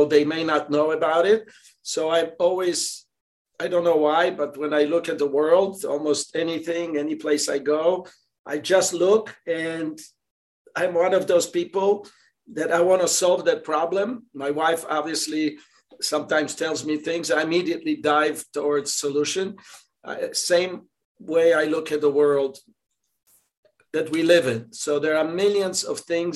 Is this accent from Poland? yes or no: yes; Poland; English is a second language; moved away as an adult; also born or lived in Georgia, United States; now in United States; I came from Poland here, and so we didn't know English, whatever, none of us, my family